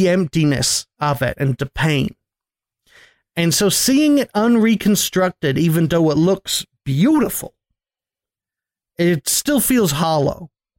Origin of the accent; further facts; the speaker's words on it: United States; Because I'm from America, with best country in the world